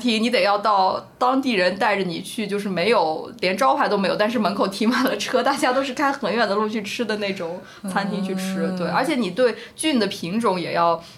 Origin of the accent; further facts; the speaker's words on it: Kunming, Yunnan, China; moved away as an adult; also born or lived in Chengdu / Shanghai / United States; now in Hong Kong, China; 应该算是祖籍呢，是成都的。哦。呃，但是从小在昆明长大，因为所有家里的亲戚基本上都在四川